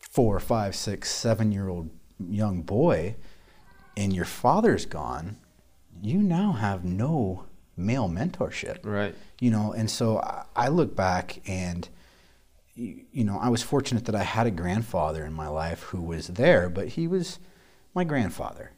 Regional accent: Council Bluffs, Iowa, United States; I grew up in Council Bluffs, Iowa

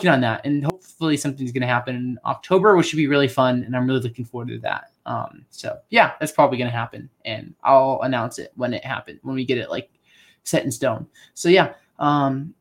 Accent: Penn State, Pennsylvania, United States; now in Lynchburg, United States; I like Penn State cause that's where I grew up

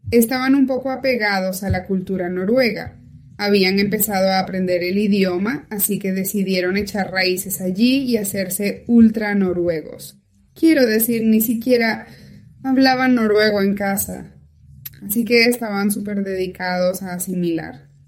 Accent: Kalax, Sweden; born there; also born or lived in Norway; No perdieron de vista a Suecia. Esa fue la primera parada. Y allí nací yo, en Kalax, Suecia.

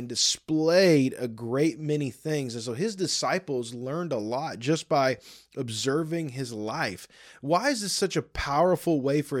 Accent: Michigan, United States; I grew up in Michigan for some of my childhood, and I feel like it's a Michigan winter right now because there is snow everywhere.

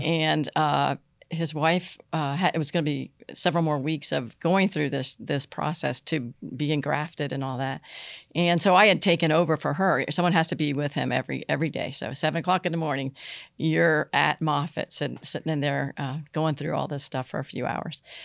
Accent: Vero Beach, Florida, United States; moved away as an adult; now in Pasco County, United States; I grew up in Vero Beach.

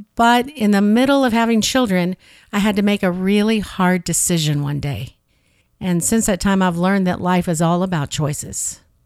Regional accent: St. Louis, Missouri, United States; moved away; originally I'm from the Midwest. I grew up in Saint Louis

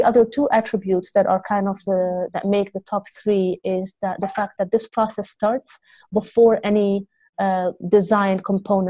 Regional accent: Beirut, Beirut Governorate, Lebanon; now in Amsterdam, Netherlands; I grew up in Lebanon, in Beirut, during the war years.

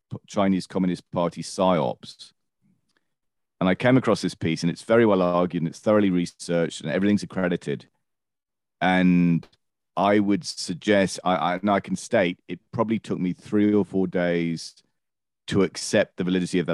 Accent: United Kingdom; I'm British, as a kid went through the winter of discontent in the late 70s

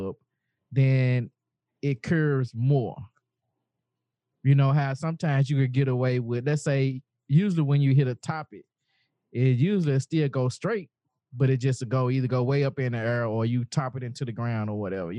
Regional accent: the South, United States; I am from the South. If I said gal, you know, this is the way I talk

